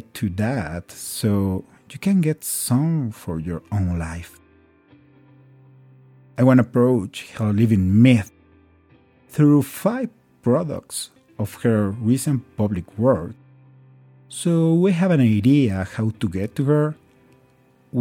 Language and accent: English; Mexico; first language Spanish; English is a second language; now in Colombia; I am from Mexico, but living in Colombia